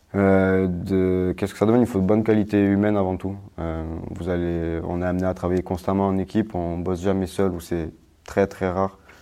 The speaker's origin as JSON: {"language": "French", "region": "Corsica", "country": "France", "moved": "as an adult", "lives_now": "Saint-Dizier, France", "said": "je suis corse."}